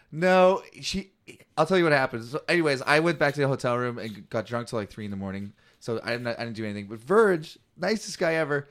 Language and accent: English; Canada; I'm a comic from Canada